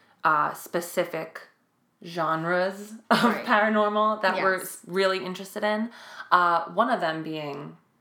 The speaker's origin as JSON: {"language": "English", "town": "New York City", "region": "New York", "country": "United States", "said": "we're from Staten Island"}